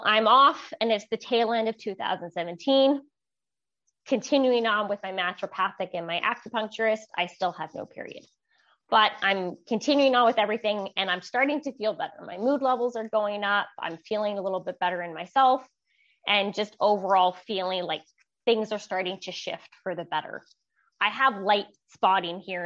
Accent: Vancouver, British Columbia, Canada; moved away as an adult; now in Okanagan, Canada; I'm originally from Vancouver, BC, Canada. I recently relocated up to the Okanagan

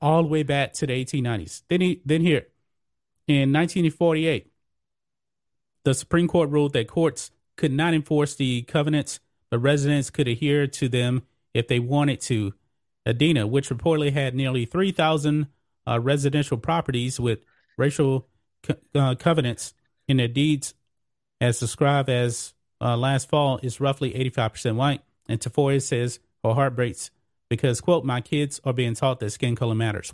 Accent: Beaumont, Texas, United States; I'm from Beaumont, Texas

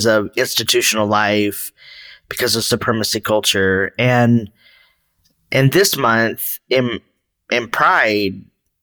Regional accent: Texas, United States; moved away; also born or lived in San Francisco Bay Area; I'm initially from Northern Mexico, the Republic of Texas

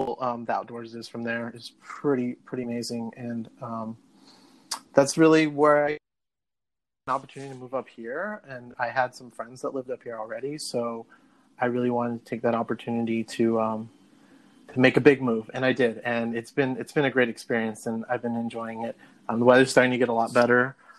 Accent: San Antonio, Texas, United States; moved away as an adult; also born or lived in Colorado / San Marcos, Texas / Galveston, Texas; now in Seattle, United States; was born in San Antonio. I lived there through high school

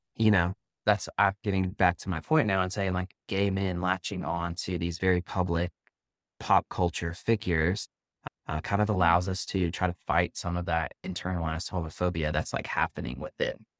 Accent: the South, Southern United States, United States; accent: Southern; now in New York, United States; my Southern accent

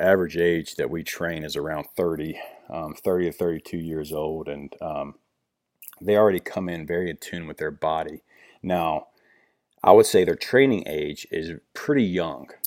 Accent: Virginia, United States; I grew up in Virginia, um, small country town, you know, in the Blue Ridge Mountains

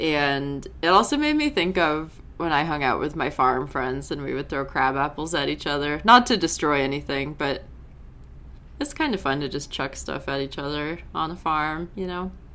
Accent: New England, United States; I'm from New England

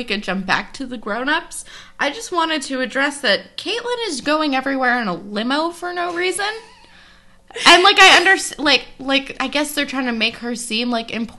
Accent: East Coast, United States; I am Jewish and from the East Coast

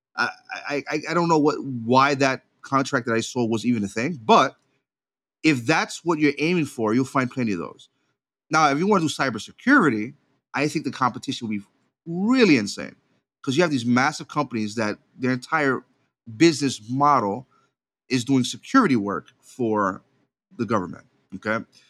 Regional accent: Puerto Rico; I was raised in Puerto Rico

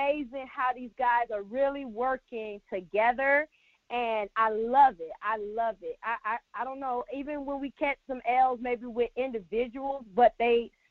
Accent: Dallas, Texas, United States; moved away; I'm also repping my hometown, you know, D-Town, 214

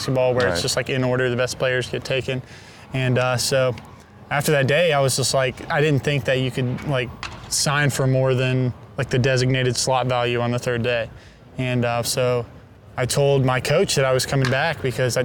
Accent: Fuquay-Varina, North Carolina, United States; moved away as an adult; now in New York, United States; I'm from Fuquay-Varina, North Carolina, like a small town, North Carolina

